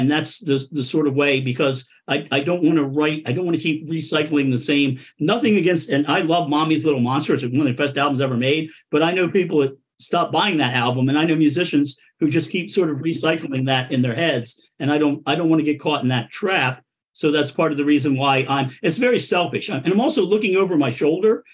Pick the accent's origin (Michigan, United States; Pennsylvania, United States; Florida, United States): Pennsylvania, United States; Coatesville; also born or lived in South Philadelphia; now in Philadelphia, United States; A steel town called Coatesville